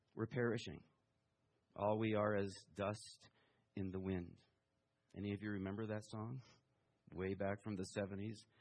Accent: Taiwan; moved away; also born or lived in Houston, Texas; I was born in Taiwan

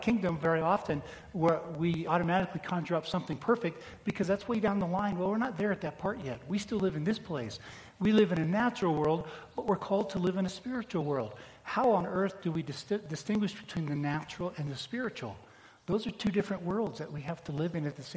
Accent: United States; we as American Christians right here

